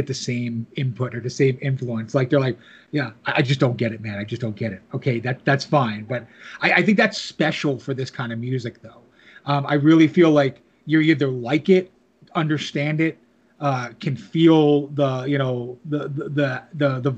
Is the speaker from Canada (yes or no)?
no; New Jersey, United States; also born or lived in New York area; I grew up in New Jersey, lived in the New York area